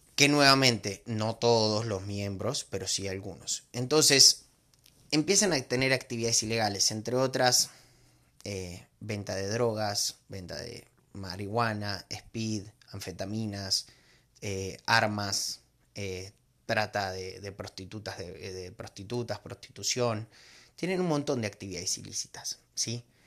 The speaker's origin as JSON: {"language": "Spanish", "country": "Argentina", "moved": "as an adult", "lives_now": "Mexico", "said": "yo soy argentino, vivo hace 15 años en México"}